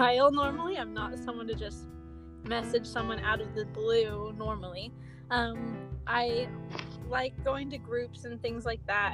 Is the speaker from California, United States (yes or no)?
yes; San Diego, California, United States; I'm from Southern California, like San Diego area